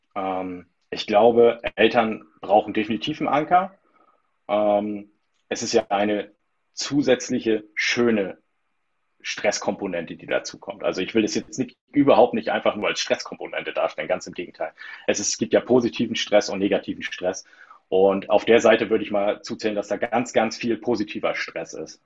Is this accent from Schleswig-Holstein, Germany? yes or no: yes; between the North Sea and Baltic Sea, near the Danish border, Schleswig-Holstein, Germany; ich wohne zwischen den Meeren, zwischen Nord- und Ostsee, im schönsten äh, Bundesland äh, Deutschlands